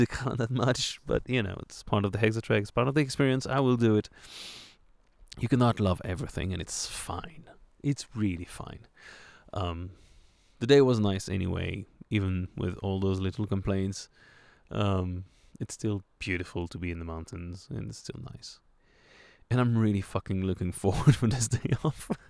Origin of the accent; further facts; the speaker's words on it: France; accent: French; my French accent